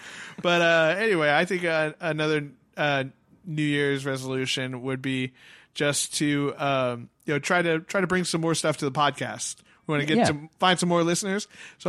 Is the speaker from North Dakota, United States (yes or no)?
no; San Jose, California, United States; moved away; I'm from San Jose